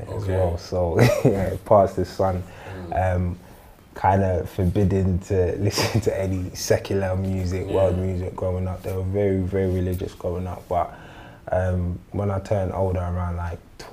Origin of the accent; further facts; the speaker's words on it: London, United Kingdom; I'm born and raised in Northwest London, in a state called St. Raphs